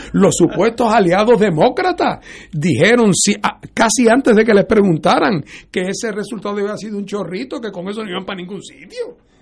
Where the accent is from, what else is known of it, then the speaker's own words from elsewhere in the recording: Puerto Rico; para todos nosotros en Puerto Rico